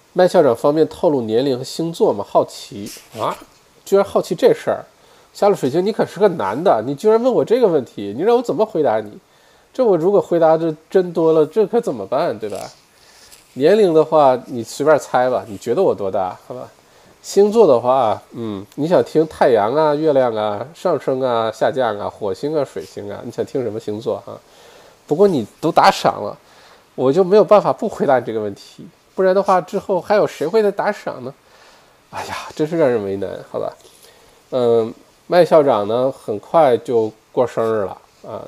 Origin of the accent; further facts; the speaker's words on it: Northeast China, China; now in Australia; 我们这一代八零后，对吧，小的时候在国内长大